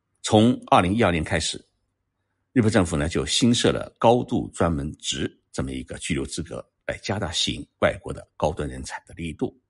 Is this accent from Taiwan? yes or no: no; China; 在日本居住呢。即使日文不好，我们中国人汉字还是看得懂